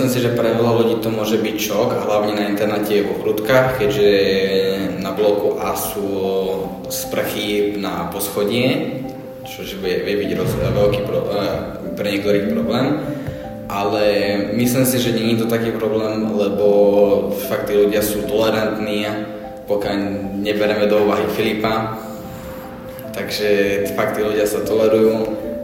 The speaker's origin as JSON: {"language": "Slovak", "area": "a village near Púchov", "region": "Trenčín Region", "country": "Slovakia", "moved": "yes", "said": "som z dediny, blízko Puchova"}